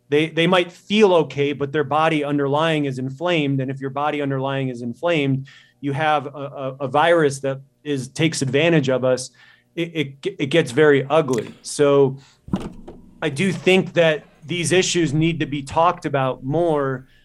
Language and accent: English; Midwest, United States; moved away as an adult; also born or lived in Chicago; now in Montana, United States; I'm from the Midwest